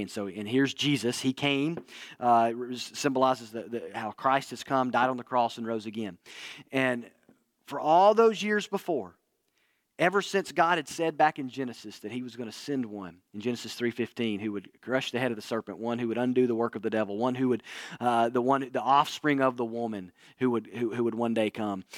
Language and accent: English; Northwest Alabama, United States; moved away; where I grew up in Northwest Alabama